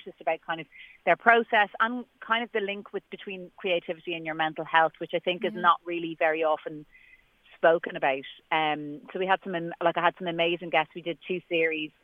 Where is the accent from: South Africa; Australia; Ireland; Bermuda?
Ireland; I'm Irish